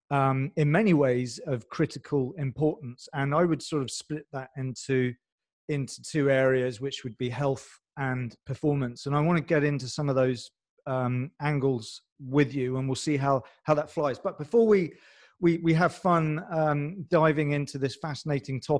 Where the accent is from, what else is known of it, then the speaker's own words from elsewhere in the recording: France; English is a second language; also born or lived in England; I know my accent. We talked about this offline, but I'm basically French